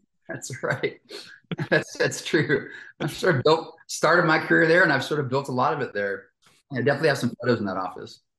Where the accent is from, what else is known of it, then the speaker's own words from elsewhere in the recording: Fort Worth, Texas, United States; I grew up in Texas